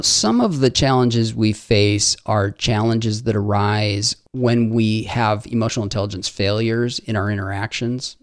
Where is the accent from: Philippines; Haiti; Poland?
Haiti; I grew up in Haiti